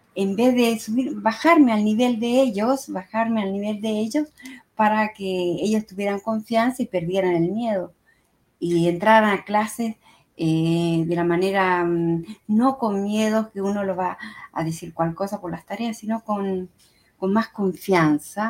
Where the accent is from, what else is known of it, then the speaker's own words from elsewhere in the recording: Chile; now in Italy; mi tierra natal, a y a Chile, a mi gran país, Chile.